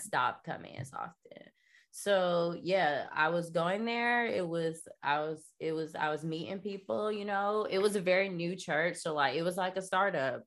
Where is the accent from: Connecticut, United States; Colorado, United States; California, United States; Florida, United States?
Florida, United States; North; moved away as an adult; also born or lived in New York; Bible Belt, I'm from, like, North Florida